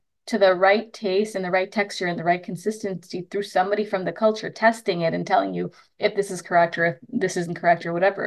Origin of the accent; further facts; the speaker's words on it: Trinidad & Tobago; I'm Indo Trinidadian, meaning I'm a ethnically Indian person from Trinidad